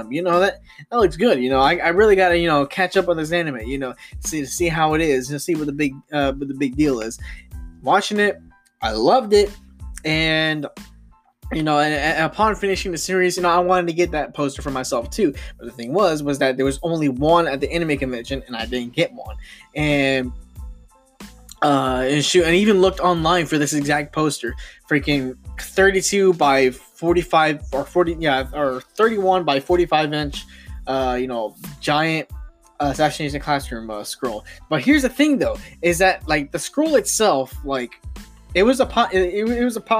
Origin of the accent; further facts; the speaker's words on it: United States; I'm American